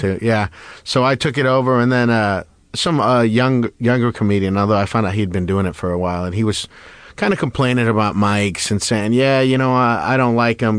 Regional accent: West Covina, California, United States; I grew up in West Covina.

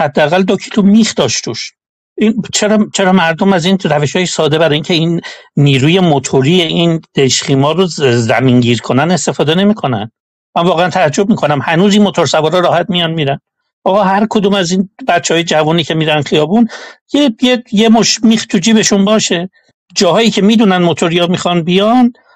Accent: Iran; moved away; دور از ایرانم

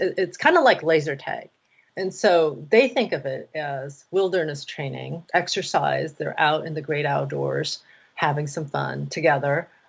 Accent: Taiwan; I grew up in Taiwan

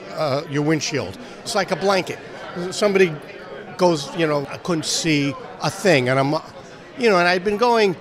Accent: New York, United States; moved away as an adult; I grew up in New York

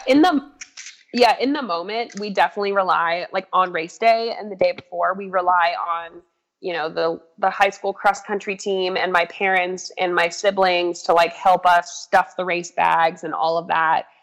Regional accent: Crested Butte, Colorado, United States; now in Boulder, United States; i just love where i grew up so much

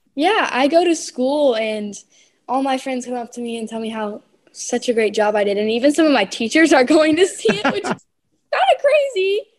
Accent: North Carolina, United States; I'm from North Carolina

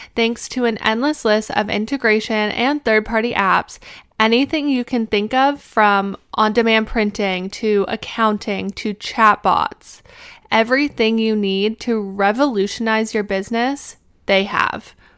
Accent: Canada; moved away as an adult; now in Pittsburgh, United States; I am originally from Canada

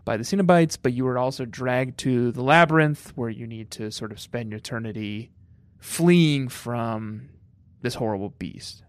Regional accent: Colorado, United States; moved away; also born or lived in New York; growing up in Colorado

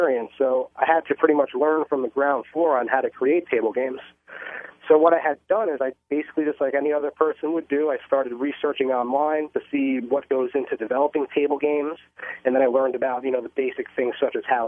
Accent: Bellmore, New York, United States; I actually grew up in Long Island, New York

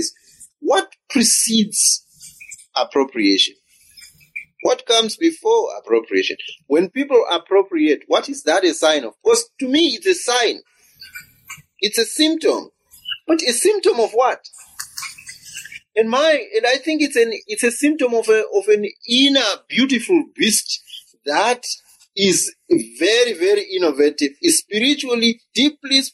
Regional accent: Zimbabwe; I come from Zimbabwe

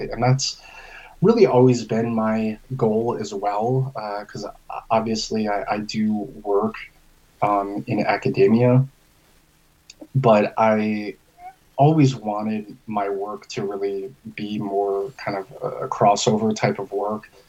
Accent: Albany, New York, United States; moved away as an adult; also born or lived in Kentucky; now in Tempe, United States; I actually am originally from upstate New York

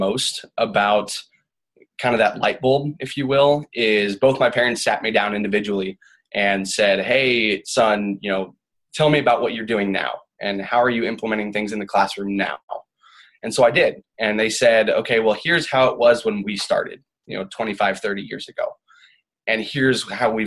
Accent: Omaha, Nebraska, United States; I'm a Midwest boy. I grew up in Omaha, Nebraska.

